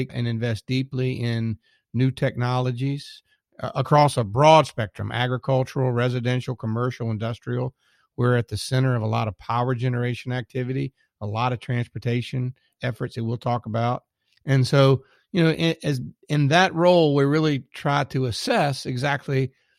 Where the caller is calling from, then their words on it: Richmond, Virginia, United States; So I'm calling today from Richmond, Virginia.